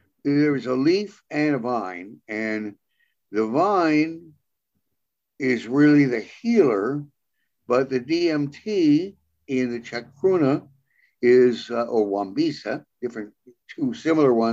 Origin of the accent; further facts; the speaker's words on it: New York City, New York, United States; I was from New York City.